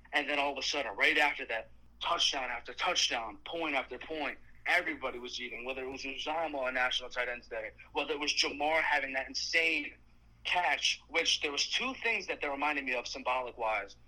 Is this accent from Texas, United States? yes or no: no; Connecticut, United States; I'm from Connecticut